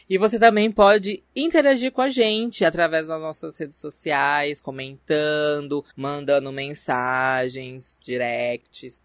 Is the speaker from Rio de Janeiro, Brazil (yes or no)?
no; Barretos, São Paulo, Brazil; moved away as an adult; now in São José do Rio Preto, Brazil; sou natural de Barretos, terra do peão, mas moro em São José do Rio Preto já faz 8 anos